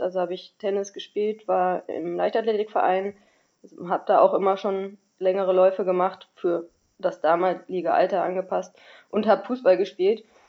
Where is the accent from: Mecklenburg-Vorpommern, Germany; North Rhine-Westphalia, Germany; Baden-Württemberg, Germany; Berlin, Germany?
North Rhine-Westphalia, Germany; Düsseldorf; in Düsseldorf gelaufen, weil das ist ja auch so ein bisschen meine Heimat